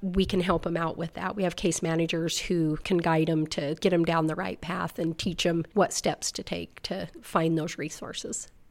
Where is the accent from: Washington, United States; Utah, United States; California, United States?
Utah, United States; South Weber; I grew up in South Weber, lived there my whole life, fifty-five years.